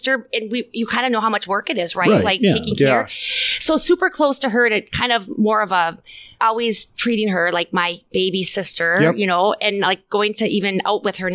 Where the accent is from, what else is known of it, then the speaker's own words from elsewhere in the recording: Little Falls, Minnesota, United States; I grew up in a smaller town. Yeah. Little Falls is, what, 7,500 people?